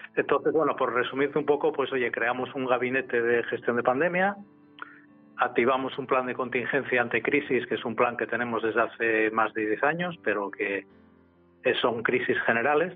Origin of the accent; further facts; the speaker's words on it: Gijón, Asturias, Spain; nací en Gijón y nací en el año 1957